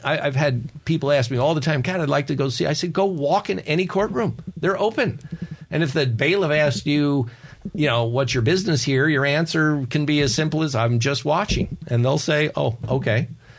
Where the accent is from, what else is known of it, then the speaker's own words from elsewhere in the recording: Ireland; You know, I have a story always because I'm an Irishman. I'm supposed to have stories, and they're true.